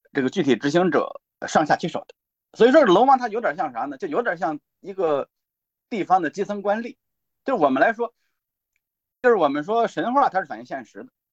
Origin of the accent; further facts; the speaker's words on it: China; 我们中国人